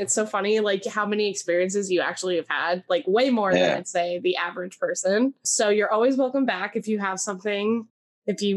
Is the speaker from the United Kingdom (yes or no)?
no; the Poconos, Pennsylvania, United States; I'm from the Poconos, so those are my people